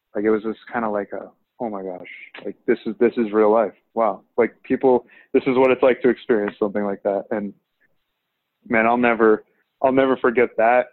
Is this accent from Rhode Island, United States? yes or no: yes; Rhode Island, United States; moved away as an adult; I'm from Rhode Island